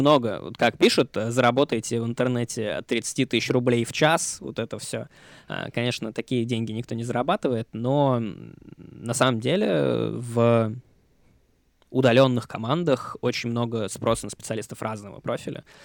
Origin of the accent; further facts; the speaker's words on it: Moscow, Russia; moved away as an adult; also born or lived in Thailand / Malaysia / Czech Republic; now in Paris, France; Больше года я мало где, кроме родной Москвы, в детстве проводил